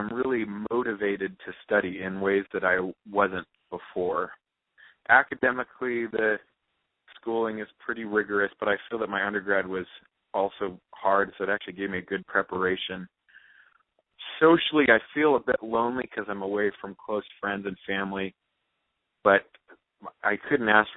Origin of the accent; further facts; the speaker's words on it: South Orange County, California, United States; I grew up in South Orange County, California